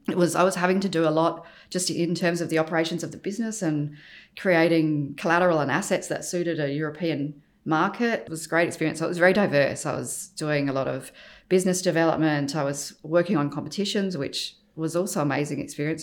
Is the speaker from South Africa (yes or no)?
no; Adelaide, South Australia, Australia; moved away as an adult; also born or lived in London; I was born in Adelaide, grew up there, went to university there, studied architecture and then left Adelaide.